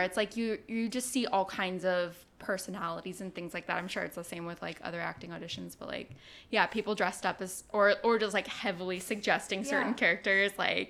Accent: Pleasanton, California, United States; now in North Hollywood, United States; I'm from Pleasanton, California. It's a suburb of Oakland, I guess. And now I live in North Hollywood.

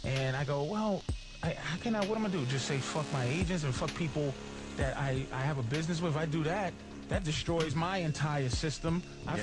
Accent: Boston, Massachusetts, United States; I'm from Boston.

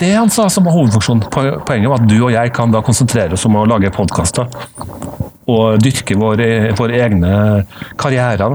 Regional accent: Trondheim, Trøndelag, Norway; accent: Trønder; also born or lived in United States; jeg jo trønder, som du kan høre et snev av. Født og oppvokst i Trondheim

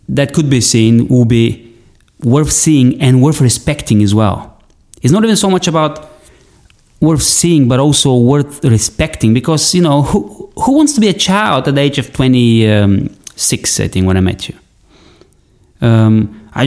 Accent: Bulgaria; my land, where I come from Bulgaria

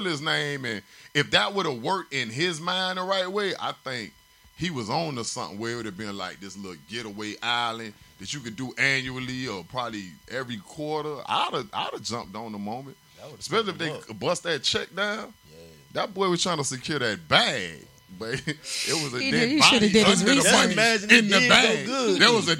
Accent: Richmond Heights, Florida, United States; I'm from Richmond Heights. I'm from down south

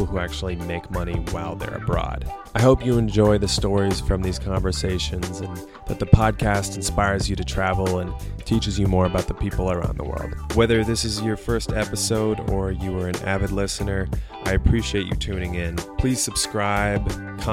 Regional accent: Portland, Oregon, United States; now in New York City, United States; I'm from Portland, Oregon. I now live in New York City

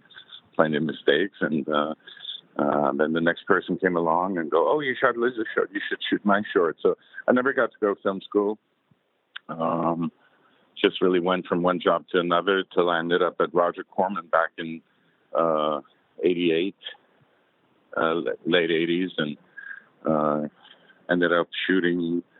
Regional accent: Munich, Bavaria, Germany; moved away; I grew up in Munich, so I was exposed also to the Germans

